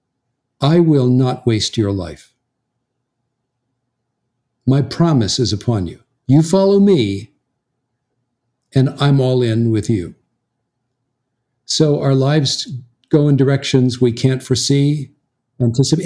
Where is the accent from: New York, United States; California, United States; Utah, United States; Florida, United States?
California, United States; Southern; moved away as an adult; also born or lived in American South; you and I grew up out in Southern California